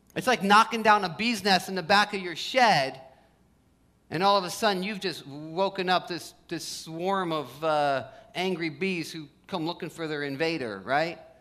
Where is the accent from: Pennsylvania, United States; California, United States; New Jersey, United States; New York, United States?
New Jersey, United States; also born or lived in Los Angeles; I grew up in Jersey, spent some time in LA. When I first moved back to New Jersey